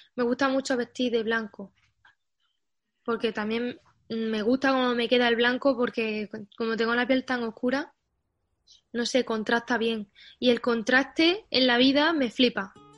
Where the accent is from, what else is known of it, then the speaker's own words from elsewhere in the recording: Pozoblanco, Andalusia, Spain; moved away as an adult; also born or lived in Barcelona; mi calle, donde yo he crecido de niña y he jugado en el patio, se llama Federico García Lorca